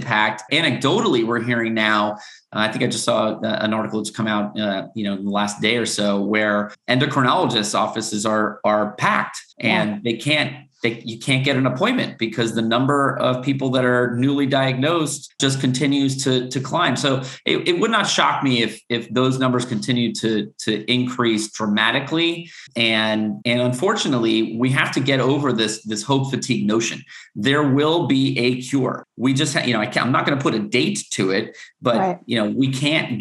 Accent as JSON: {"language": "English", "region": "South Florida", "country": "United States", "tie": "born or raised there", "said": "I grew up in South Florida"}